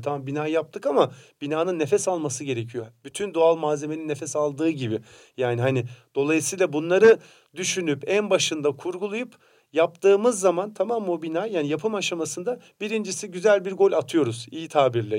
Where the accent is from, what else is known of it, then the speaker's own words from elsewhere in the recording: Samsun, Turkey; Ben de Samsun'daki mesela taş bir evde büyüdüm